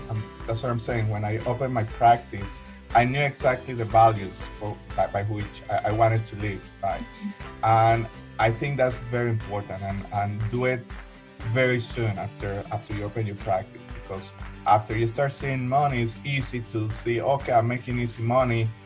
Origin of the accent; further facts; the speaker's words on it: Colombia; now in United States; Well, I am an immigrant. Uh, I came from Colombia uh, in 1996, so I know exactly how important the process is.